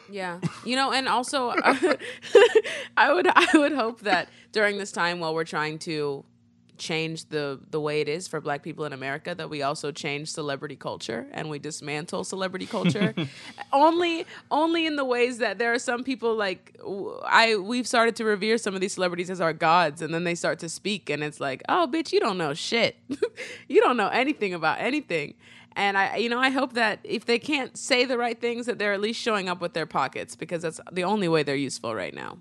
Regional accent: Nebraska, United States; in Nebraska, in my home state

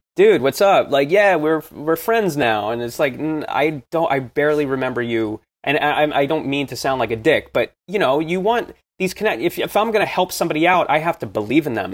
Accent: New Jersey, United States; I grew up in New Jersey, in, close to the city

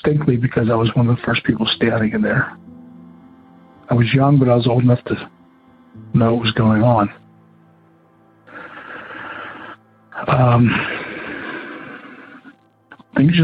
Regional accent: just outside of Pittsburgh, Western Pennsylvania, United States; I grew up in Western Pennsylvania area. Just outside of Pittsburgh

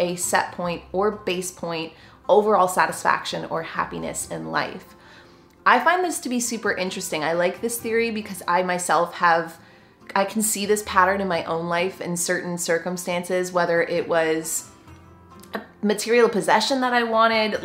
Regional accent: Canada; I am just a Canadian gal

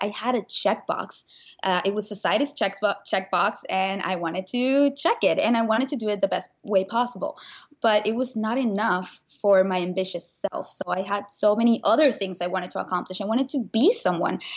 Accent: Venezuela; moved away as an adult; now in United States; I grew up in Venezuela, and when I was nineteen

